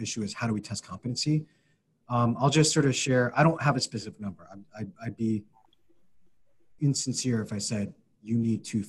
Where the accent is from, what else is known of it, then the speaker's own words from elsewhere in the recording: Philadelphia, Pennsylvania, United States; moved away; being a Philadelphian